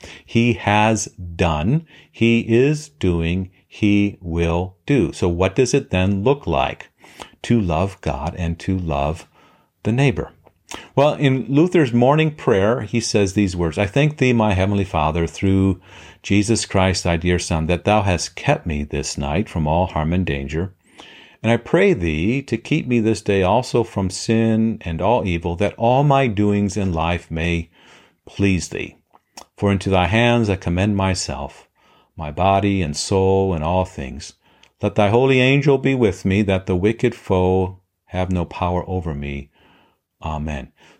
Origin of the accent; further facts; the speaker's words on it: Papua New Guinea; now in Detroit, United States; I grew up in Papua New Guinea as a missionary kid. I'm currently in the Metro Detroit area.